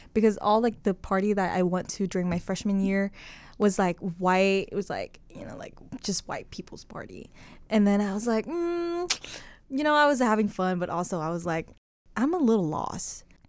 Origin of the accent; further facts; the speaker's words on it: Hanoi, Vietnam; English is a second language; moved away as an adult; now in Corvallis, United States; I was born and raised in Hanoi, which is, like, one of the biggest city